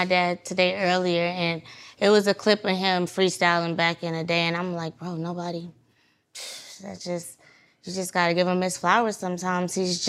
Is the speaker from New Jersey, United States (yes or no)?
no; Atlanta, Georgia, United States; born or raised there